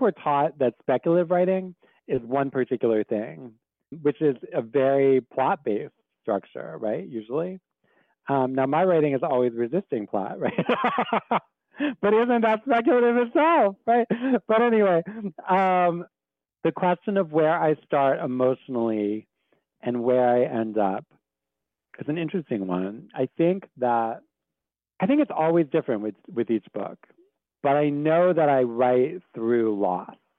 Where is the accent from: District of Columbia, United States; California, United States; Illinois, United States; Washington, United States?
District of Columbia, United States; Washington; I grew up in the South, you know what I mean? Like, D.C. is the South